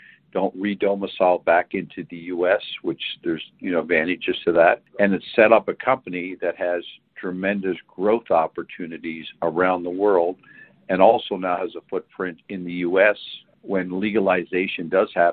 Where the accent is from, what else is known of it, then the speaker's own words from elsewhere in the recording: Canada; I'm Canadian, grew up there